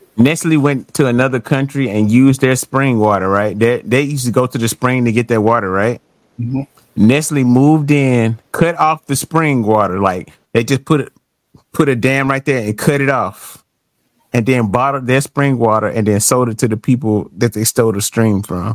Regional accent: United States; I'm American

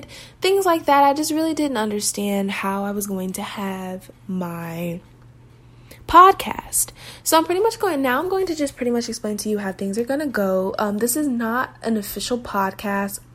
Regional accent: Las Vegas, Nevada, United States; now in Denton, United States; So I am from Las Vegas, Nevada. I was born and raised there.

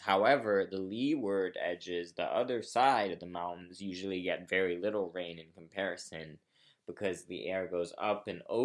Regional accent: Brazil; I grew up in Brazil

